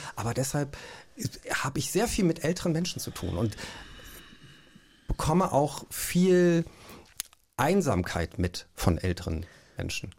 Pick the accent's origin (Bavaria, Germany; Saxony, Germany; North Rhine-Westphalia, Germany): North Rhine-Westphalia, Germany; Cologne; ich bin ja in Köln groß geworden und natürlich ähm, nimmt man da diese Karnevalszeit mit, ne? als Urkölner